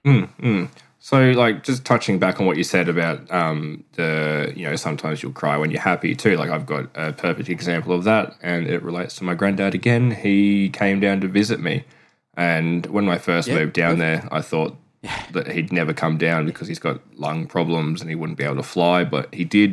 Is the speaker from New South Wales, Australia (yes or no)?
no; Queensland, Australia; moved away as an adult; now in South Australia, Australia; am from Queensland. I've lived there 33 years and I now live in South Australia.